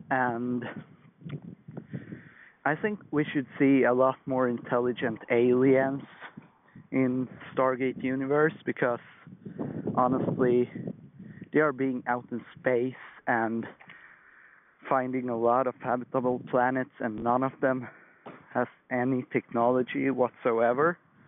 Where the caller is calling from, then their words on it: Sweden; I'm calling from Sweden